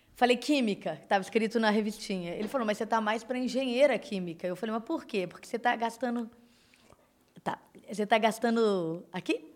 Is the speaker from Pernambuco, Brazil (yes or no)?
no; Belo Horizonte, Minas Gerais, Brazil; sou mineira de Belo Horizonte